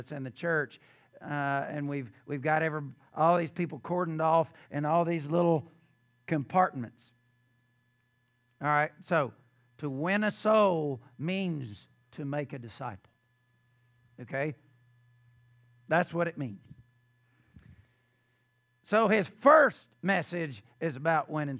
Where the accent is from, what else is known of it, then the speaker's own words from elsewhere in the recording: the South, United States; I grew up in the South